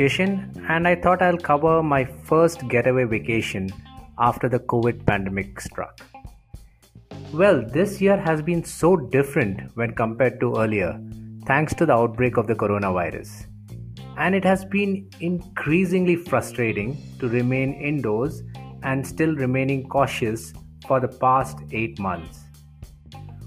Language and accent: English; Mumbai, Maharashtra, India; moved away; I was brought up in Mumbai